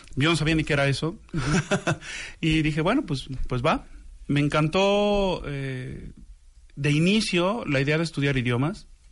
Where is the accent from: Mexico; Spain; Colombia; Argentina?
Mexico; Xalapa, Veracruz; yo soy originario de Jalapa, Veracruz.